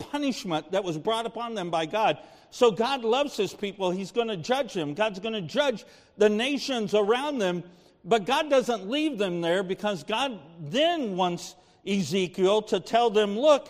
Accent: United States; as an American

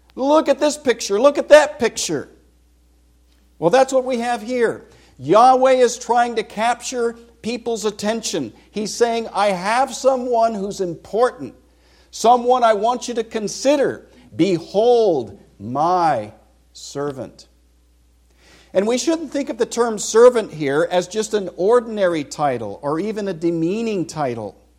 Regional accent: Vacaville, California, United States; moved away as an adult; I grew up in California, was born in Vacaville, nineteen sixty-three. I lived the first twenty-two years of my life there

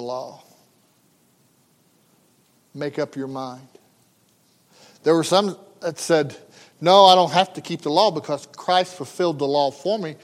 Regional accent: United States; as an American

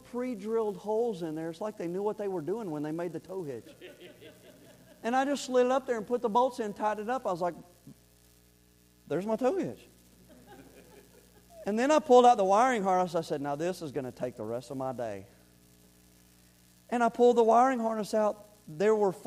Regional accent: Florida, United States; moved away; I'm from Florida, and me and cold don't get along

